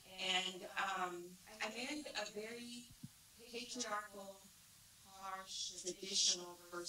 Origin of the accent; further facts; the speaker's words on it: Jakarta, Indonesia; also born or lived in Mumbai, India / Tanzania / Abu Dhabi; So I was born in Bombay, and I lived there about 6 years, and then we moved to Tanzania in Africa. And from there, you know, life's journey brought me on to several other countries. Abu Dhabi, lived in Jakarta, which is where I grew up in Indonesia.